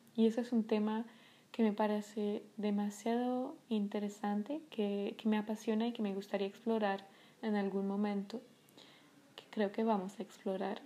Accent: Paris, Île-de-France, France; first language French; Spanish is a second language; moved away; soy de París, eh, nací y crecí en París

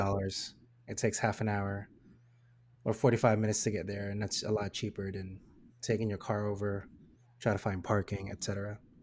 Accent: Philippines; I am Filipino

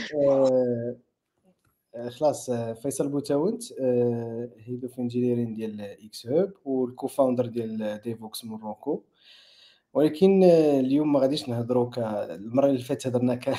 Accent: Morocco; حنا كمغاربه

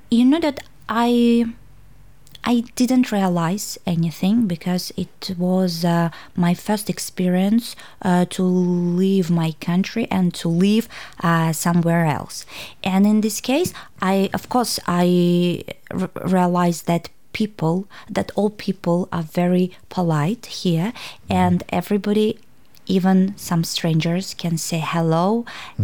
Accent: Tashkent, Uzbekistan; English is a second language; moved away as an adult; now in Hobart, Australia; I'm from Uzbekistan, Tashkent, and I came uh, to Tasmania almost three years ago

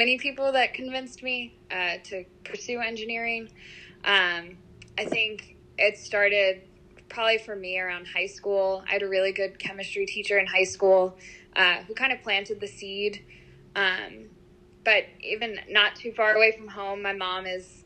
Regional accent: New York, United States; moved away as an adult; now in Louisiana, United States; I'm originally from New York

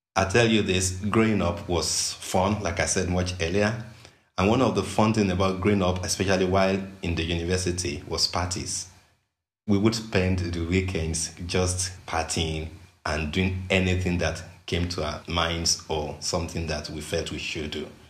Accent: Western Nigeria, Nigeria; I grew up in Western Nigeria

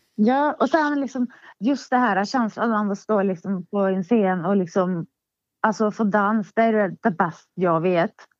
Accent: Hagfors, Värmland, Sweden; Min barndom i Hagfors. Uh, ja, jag föddes ju där

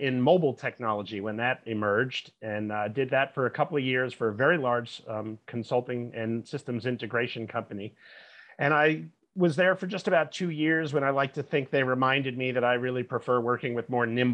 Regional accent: New York, East Coast, United States; moved away as an adult; now in San Francisco Bay Area, United States; I'm originally from the East Coast of the US, and I grew up in the New York, New Jersey area

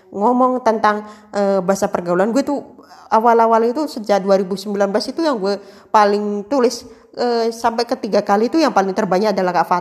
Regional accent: Java, Indonesia; kan gue kan asli Jawa

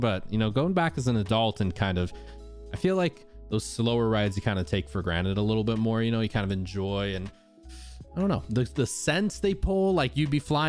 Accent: Southern Utah, United States; Growing up, I grew up in Southern Utah, so Disneyland was like a 6 hour or so drive away

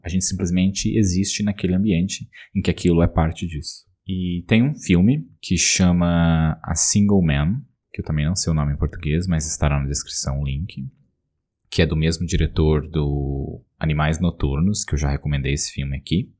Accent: São Paulo, Brazil; moved away as an adult; A gente, como paulista morando em São Paulo, a gente tem São Paulo na gente

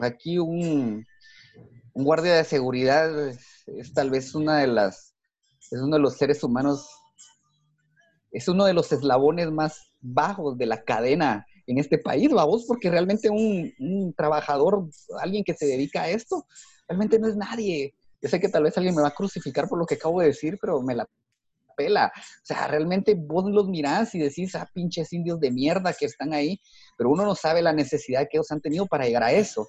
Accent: Guatemala; así somos los guatemaltecos

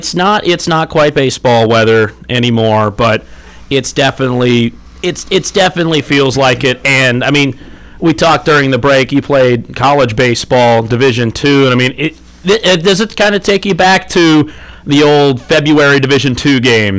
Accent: Northwest Ohio, United States; moved away; I'm from Northwest Ohio, where we got it even worse up there

